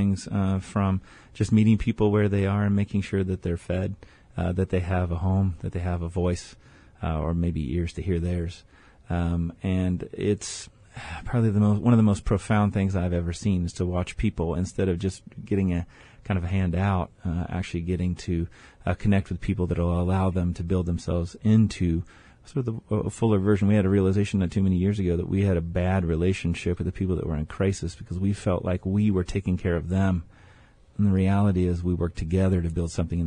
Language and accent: English; Austin, Texas, United States; moved away; I grew up in Austin